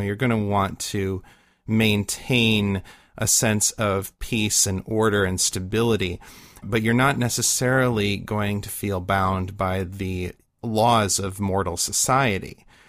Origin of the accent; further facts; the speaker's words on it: Midwest, United States; growing up in the Midwest